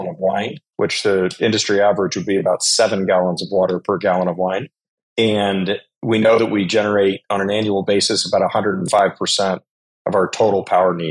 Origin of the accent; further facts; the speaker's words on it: Colorado, United States; I grew up in Colorado